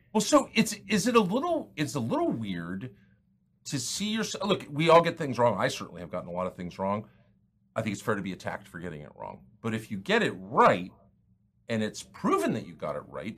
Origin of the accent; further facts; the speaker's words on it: United States; I'm an American